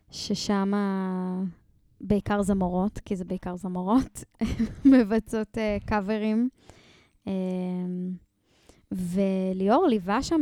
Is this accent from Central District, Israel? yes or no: yes; Ein Sarid, Central District, Israel; moved away as an adult; now in Jerusalem, Israel; בת 29, uh, אה, במקור מעין שריד, אבל בשש שנים האחרונות מירושלים.